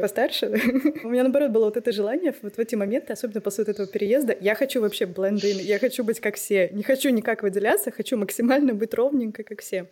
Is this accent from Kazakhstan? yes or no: yes; Kazakhstan; moved away as an adult; also born or lived in Saint Petersburg, Russia; now in Germany; первый раз я переехала в Питер, но мне было 18 угу. лет, и я из Казахстана